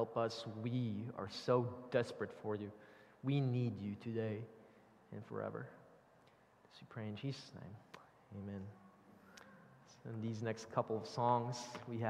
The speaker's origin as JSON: {"language": "English", "country": "Philippines", "tie": "born or raised there", "moved": "yes", "lives_now": "Northern Virginia, United States", "said": "I grew up in the Philippines"}